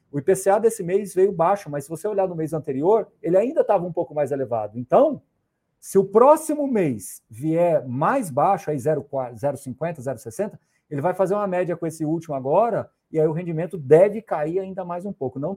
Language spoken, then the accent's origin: Portuguese; Morrinhos, Goiás, Brazil; born there; você me fez voltar lá em Morrinhos, agora onde eu nasci, viu?